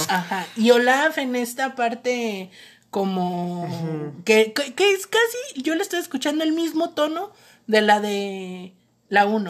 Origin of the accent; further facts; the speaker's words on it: Mexico; somos vecinos de Estados Unidos